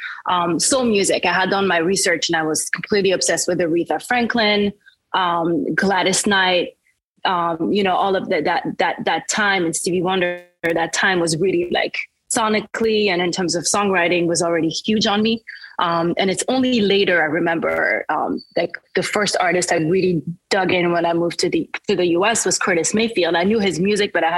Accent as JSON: {"language": "English", "area": "right outside of Paris", "region": "Île-de-France", "country": "France", "tie": "born or raised there", "also_born_or_lived": "Caribbean", "second_language": "English", "moved": "as an adult", "lives_now": "New York, United States", "said": "I grew up actually right outside of Paris"}